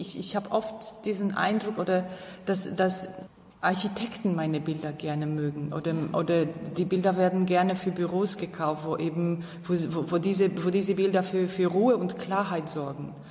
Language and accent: German; Upper Silesia, Poland; moved away; Ich komme ja aus Oberschlesien